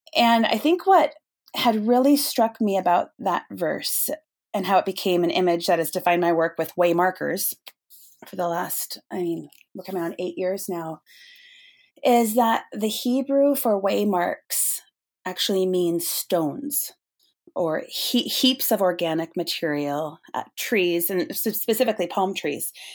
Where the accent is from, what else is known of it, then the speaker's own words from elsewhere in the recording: Snohomish, Washington, United States; I grew up in a little town um, in the North Cascades, or at least in the foothills of it, uh, Snohomish, Washington